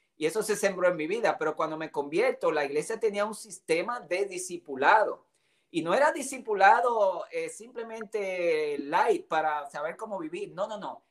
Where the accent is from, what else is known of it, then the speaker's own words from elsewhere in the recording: Dominican Republic; moved away; also born or lived in Puerto Rico / Grand Rapids, Michigan / Tulsa, Oklahoma; tuve el privilegio de salir de República Dominicana en busca del sueño americano